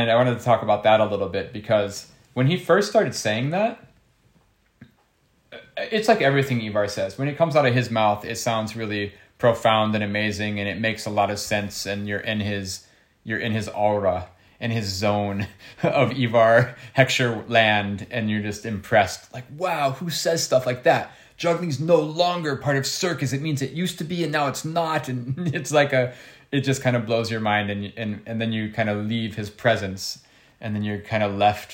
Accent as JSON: {"language": "English", "country": "United States", "tie": "born or raised there", "said": "I grew up in America"}